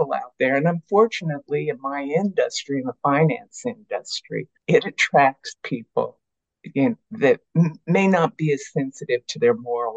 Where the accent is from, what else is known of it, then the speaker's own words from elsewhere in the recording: United States; moved away as an adult; also born or lived in Australia / sub-Saharan Africa; me as an American